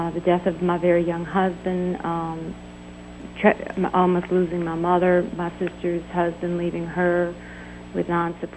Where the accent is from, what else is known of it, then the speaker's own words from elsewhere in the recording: New Orleans, Louisiana, United States; I'm from New Orleans.